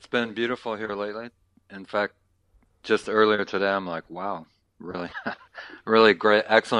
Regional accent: Chicago, Illinois, United States; also born or lived in London, England; I wasn't born here, but I've lived here since I was five, I guess.

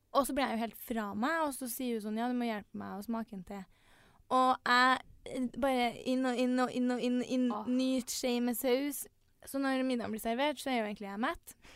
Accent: Trondheim, Trøndelag, Norway; vi er jo begge fra Trondheim

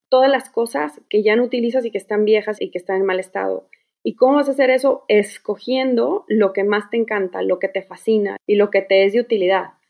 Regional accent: Guadalajara, Jalisco, Mexico; moved away as an adult; now in Houston, United States; de Guadalajara, pero bueno, llevo un año y medio aquí viviendo con mi familia.

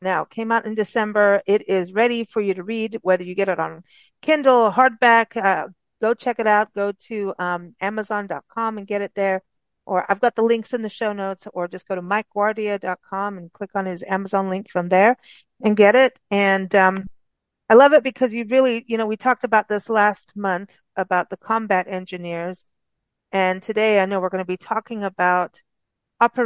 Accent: South Africa; moved away; growing up in South Africa

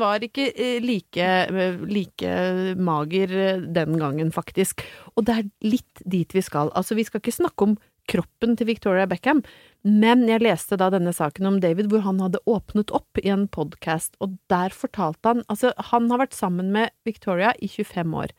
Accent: Brøttum, Innlandet, Norway; Jeg er fra Brøttum

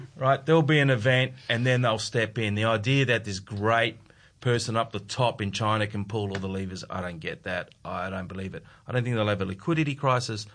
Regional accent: Adelaide, South Australia, Australia; I'm from Adelaide

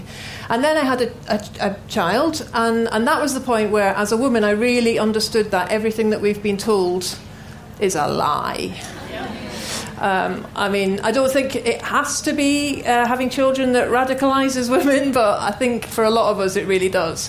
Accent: Glasgow, Scotland, United Kingdom; I grew up in Glasgow in the 70s

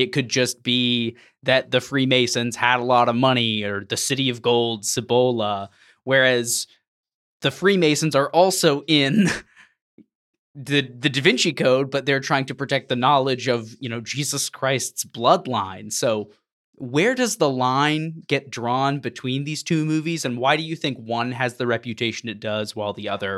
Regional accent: Texas, United States; where I was growing up in Texas at the time, especially involved in evangelical circles, it was a cultural phenomenon

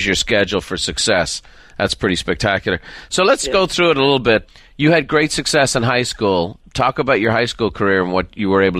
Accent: Ireland; I'm an Irishman. I'm from a little town.

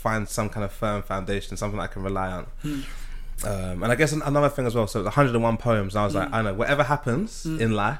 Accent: London, United Kingdom; growing up in South London

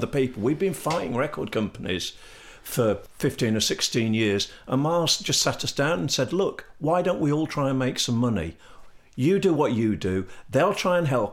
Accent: Leicester, East Midlands, United Kingdom; now in Sheffield, United Kingdom; I'm a Midlander. I'm from Leicester.

